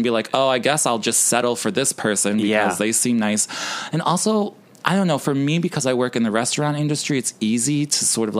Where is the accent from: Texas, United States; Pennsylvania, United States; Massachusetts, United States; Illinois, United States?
Illinois, United States; Chicago; my hometown, Chicago.